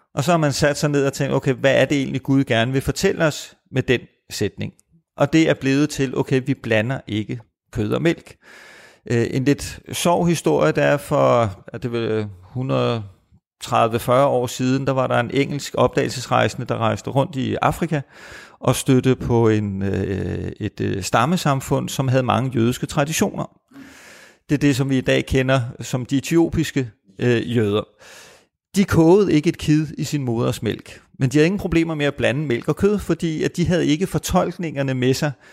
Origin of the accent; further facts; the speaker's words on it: Copenhagen, Capital Region of Denmark, Denmark; jeg er født og opvokset i København